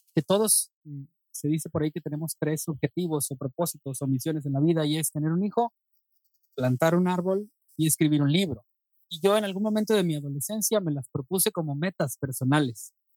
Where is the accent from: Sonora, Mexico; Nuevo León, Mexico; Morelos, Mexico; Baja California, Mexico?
Nuevo León, Mexico; Monterrey; born or raised there; also born or lived in Nuevo Laredo, Tamaulipas